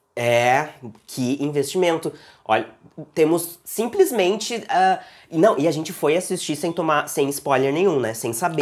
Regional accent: Porto Alegre, Rio Grande do Sul, Brazil; eu sou de um, de um, da Zona Leste aqui de Porto Alegre, que é uma região periférica, uma, afastada do centro e tal. Eu morei lá

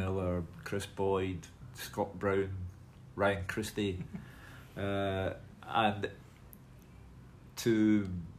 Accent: Glasgow, Scotland, United Kingdom; I was brought up in Partick, which is, you know, the heart and soul of Glasgow for me.

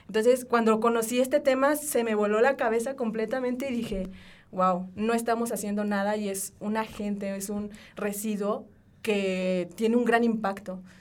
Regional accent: Mexico; como buen mexicano nos gusta el aceite, ¿saben?

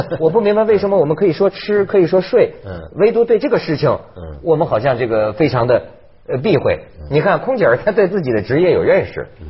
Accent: China; 我作为中国人，我作为东方人

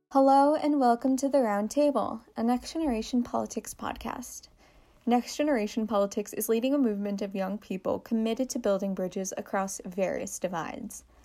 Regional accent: New York City, New York, United States; I'm a high school sophomore from Brooklyn, New York

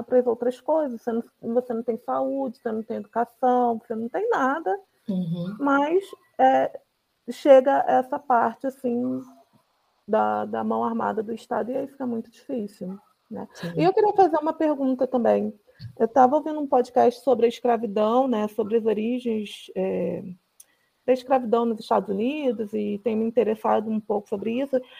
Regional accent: Rio de Janeiro, Brazil; E eu sou do Rio de Janeiro, né? Então, uhum. eu não, eu não sou de São Gonçalo, mas conheço muita gente que mora ali

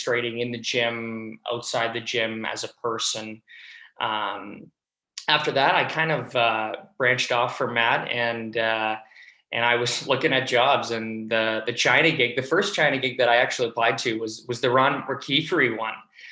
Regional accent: Toronto, Ontario, Canada; moved away as an adult; Toronto, my hometown in Canada

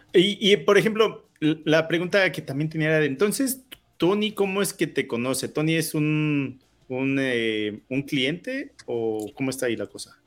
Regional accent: Mexico; moved away

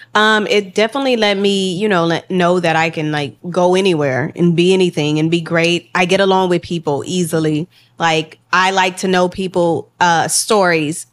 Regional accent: Houston, Texas, United States; also born or lived in Los Angeles; we was both from Texas. She was from Austin. I was, I'm from Houston

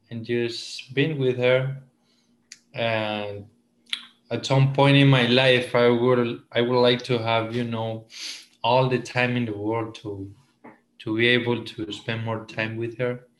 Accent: Esmeraldas, Ecuador; moved away as an adult; now in Hawaii, United States; Uh, I am from Ecuador in South America from a little town called Esmeraldas, and it's right on the coast, very close to Colombia.

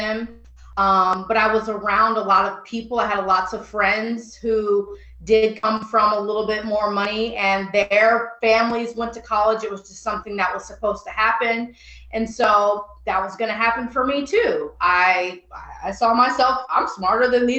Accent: Illinois, United States; I'm from Illinois, so I'm used to U of I, Illinois State, or UIC

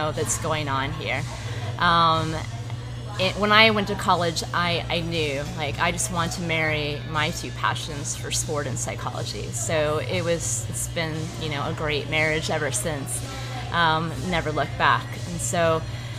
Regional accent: St. Petersburg, Florida, United States; also born or lived in Phoenix, Arizona; I'm actually from right here in South St. Pete, born and raised.

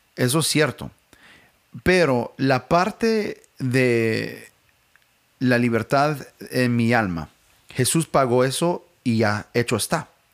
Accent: United States; Spanish is a second language; como americanos

